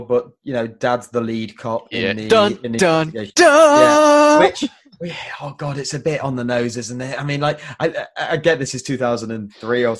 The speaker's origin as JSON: {"language": "English", "region": "England", "country": "United Kingdom", "said": "we as English consider ourselves an old country"}